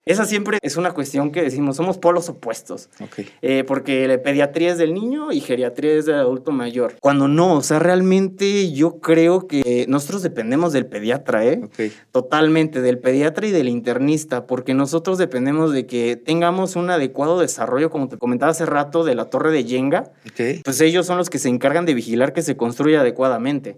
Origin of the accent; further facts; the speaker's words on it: Querétaro, Mexico; yo soy de aquí de Querétaro. Yo soy nacido, originario y me he formado toda mi trayectoria aquí en Querétaro